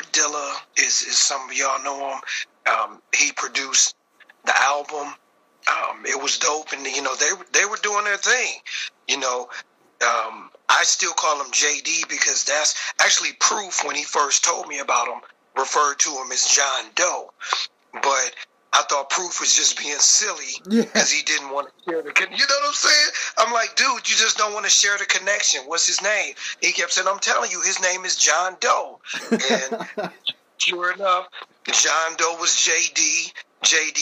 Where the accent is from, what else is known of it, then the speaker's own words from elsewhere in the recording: Detroit, Michigan, United States; I'm from Detroit